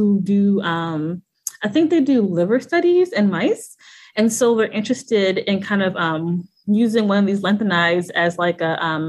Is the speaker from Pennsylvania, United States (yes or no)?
no; St. Louis, Missouri, United States; moved away as an adult; also born or lived in Hampton, Virginia; I'm actually from St. Louis, Missouri